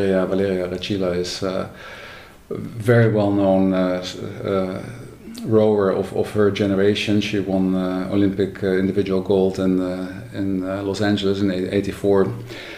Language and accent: English; Netherlands; I was born in the Netherlands 60 years ago